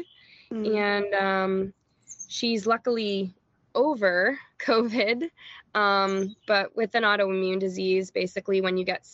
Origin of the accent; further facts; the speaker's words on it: Taunton, Massachusetts, United States; moved away as an adult; now in Florida, United States; I grew up in Massachusetts, Taunton specifically.